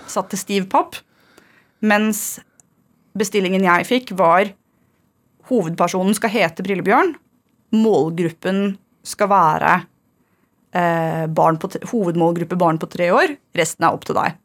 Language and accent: Norwegian; Fredrikstad, Østfold, Norway; så er jeg fra Torsnes